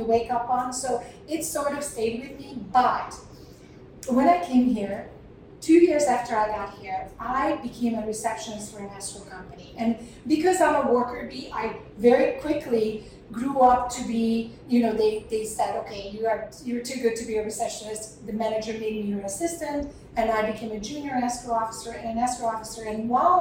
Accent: Hungary; now in United States; So I was born and raised in Hungary

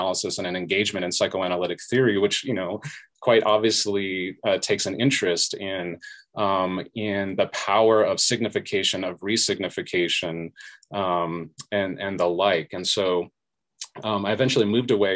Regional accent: Southern California, United States; So I was a first generation college student growing up in Southern California

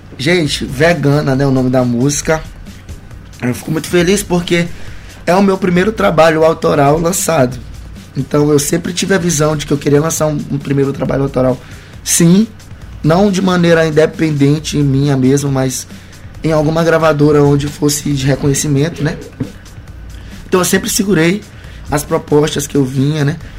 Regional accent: Maranhão, Brazil; em nenhum momento eu nego que eu sou maranhense, que eu vim daqui

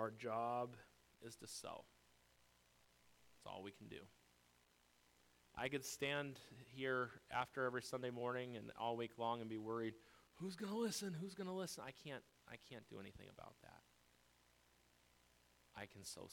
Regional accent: United States; I'm an American through and through

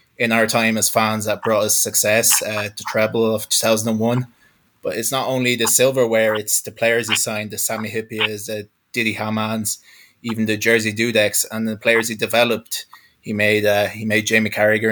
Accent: Galway, Connacht, Ireland; I'm from Galway in the west coast of Ireland.

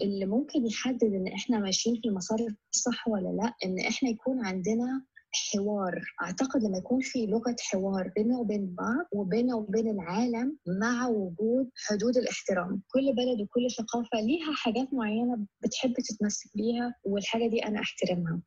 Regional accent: Egypt; أنا كمصرية

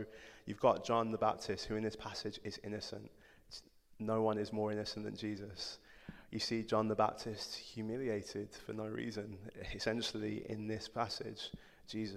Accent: Codsall, West Midlands, United Kingdom; accent: yam yam; also born or lived in Nottingham; I grew up in Codsall, which is a village, a really nice village outside of Wolverhampton

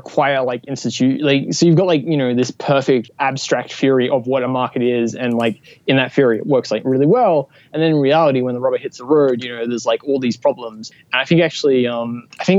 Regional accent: Australia; I'm an Australian, so like, I think like actually, I figured out like a couple weeks ago, like I'm actually one quarter convict

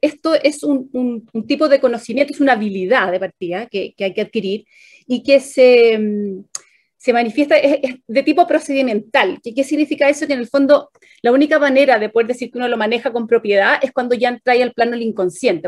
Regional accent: Chile; como chilenos

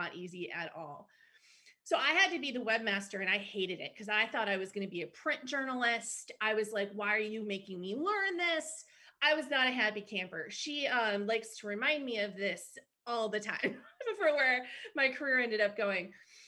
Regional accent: Green Bay, Wisconsin, United States; I am originally from Green Bay, Wisconsin. A lot of my family is still there.

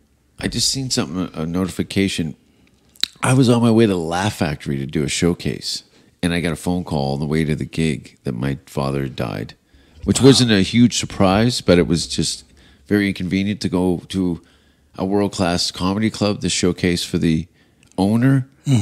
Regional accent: Canada; Oh, yeah, I was here. Yeah, laughing. Yeah. As a Canadian.

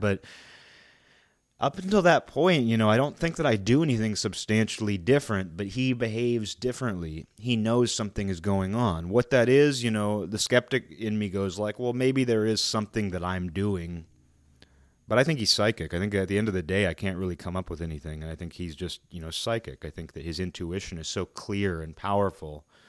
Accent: Seattle, Washington, United States; now in Olympia, United States; I live in Olympia. I'm from Seattle.

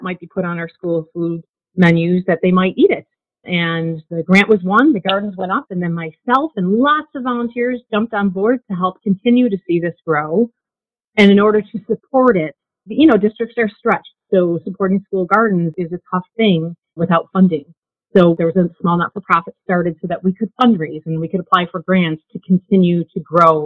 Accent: Buffalo, New York, United States; I grew up in Buffalo and, you know, in a neighborhood of small backyards.

